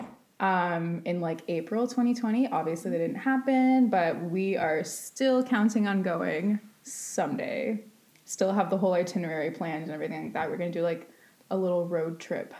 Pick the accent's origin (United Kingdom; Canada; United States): Canada; Waterdown, Ontario; also born or lived in Hamilton; now in Ancaster, Canada; I grew up in Waterdown, lived in a house till I was four, and then moved and was living in that house since. As of like a month ago, I just moved to Ancaster, but Waterdown and Hamilton, whole life